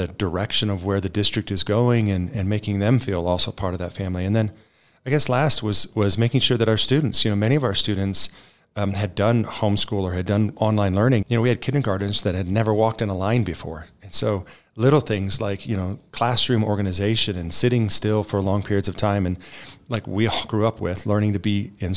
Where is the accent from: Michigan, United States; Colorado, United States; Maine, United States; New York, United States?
Colorado, United States; Fort Collins; moved away as an adult; now in Woodland Park, United States; I was born and raised in Colorado. I'm a Front Range native. Actually grew up on a ranch north of Fort Collins.